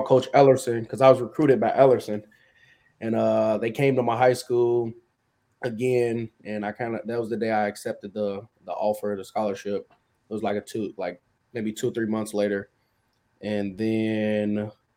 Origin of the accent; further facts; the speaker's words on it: Chicago, Illinois, United States; I'm from South Chicago. I grew up around a lot of violence